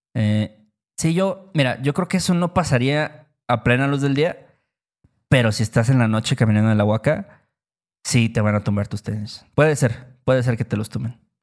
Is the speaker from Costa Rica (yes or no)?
no; Mexico; gracias a que yo nací en México, yo obtengo el trabajo que tengo